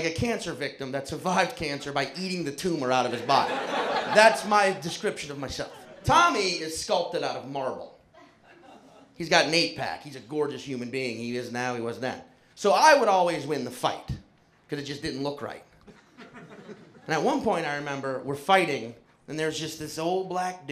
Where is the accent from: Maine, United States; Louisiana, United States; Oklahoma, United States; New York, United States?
Louisiana, United States; New Orleans; I was born and raised in New Orleans, Louisiana.